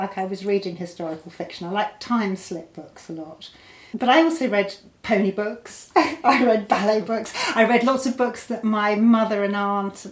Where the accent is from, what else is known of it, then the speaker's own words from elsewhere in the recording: Botswana; I grew up in Botswana